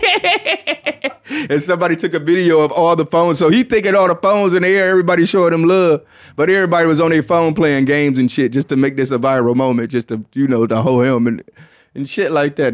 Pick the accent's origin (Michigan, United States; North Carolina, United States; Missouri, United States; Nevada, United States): Michigan, United States; I'm from Michigan